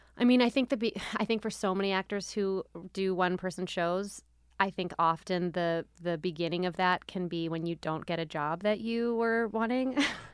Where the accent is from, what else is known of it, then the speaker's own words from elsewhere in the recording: Philadelphia, Pennsylvania, United States; you'll be getting some background into, you know, how I became the way I am, where I'm from, my family, growing up in Philadelphia.